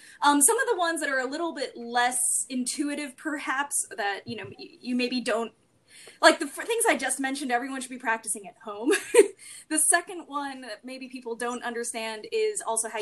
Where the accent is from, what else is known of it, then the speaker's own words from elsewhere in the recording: Arizona, United States; I had to get a food handler's card when I was growing up in Arizona